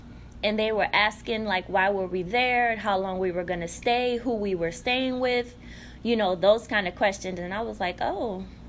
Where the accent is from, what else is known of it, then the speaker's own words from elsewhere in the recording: New York City, New York, United States; also born or lived in Guyana; I'm from Guyana, South America. So my family moved to Brooklyn, New York when I was 4 years old.